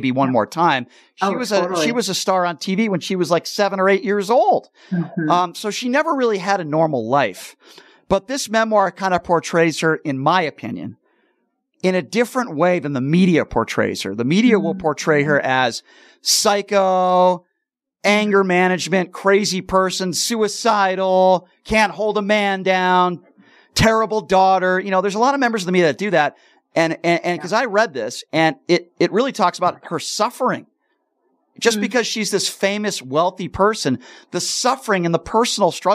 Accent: East Coast, United States; now in Las Vegas, United States; I grew up on the East Coast where it was always cold and crappy in the wintertime. But here in Vegas

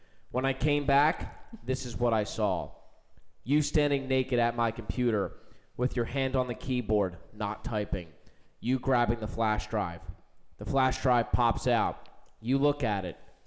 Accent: Philadelphia, Pennsylvania, United States; my hometown, Philadelphia

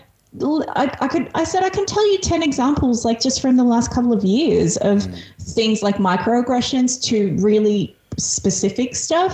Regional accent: Australia; English is a second language; here in Australia. I'm an immigrant. I moved here when I was 5. I didn't speak English when I moved here.

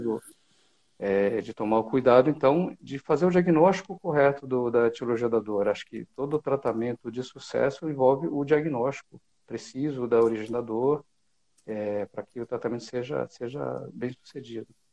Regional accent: São José dos Campos, São Paulo, Brazil; now in São Paulo, Brazil; eu sou de São José dos Campos, a 100 quilômetros aqui de São Paulo.

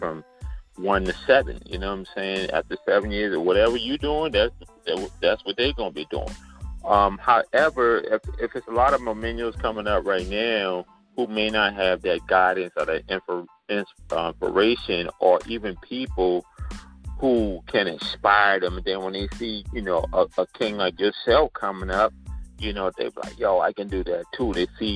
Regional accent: Charleston, South Carolina, United States; accent: Gullah and Geechee; moved away as an adult; also born or lived in New York; I came up from Charleston, South Carolina

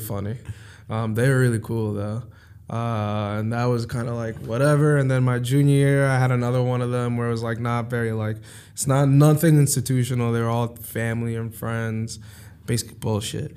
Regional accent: New York City, New York, United States; also born or lived in Hewlett, Long Island, New York; I'm originally from Harlem, New York. I uh, moved out of Harlem when I was like or Spanish Harlem, if you want to get particular. Uh, but moved out when I was like 11 or so. Um, and moved to Long Island

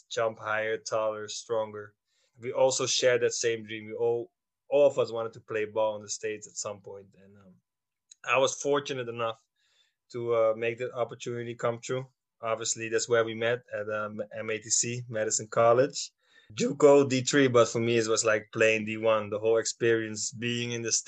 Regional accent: Schiedam, South Holland, Netherlands; I grew up in the Netherlands, in Schiedam

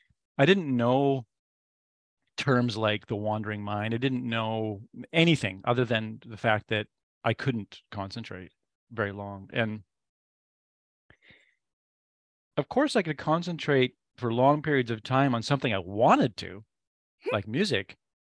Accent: British Columbia, Canada; also born or lived in Nova Scotia / Ontario / Quebec / Alberta; So I was born in Nova Scotia. And we moved every 2.5 years. So I lived in Nova Scotia. I lived in Ontario. I lived in Quebec. I lived in Alberta. And then he ended up retiring in British Columbia.

